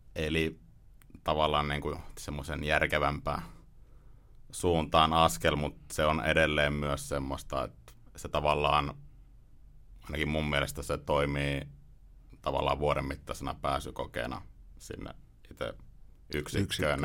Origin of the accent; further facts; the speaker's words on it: Ostrobothnia, Finland; mä oon Pohjanmaalta, Pohjanmaalta kotoisin